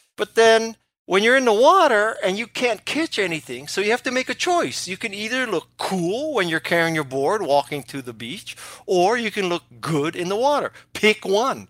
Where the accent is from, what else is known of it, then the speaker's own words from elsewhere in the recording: Hawaii, United States; I did not take up surfing when I was growing up in Hawaii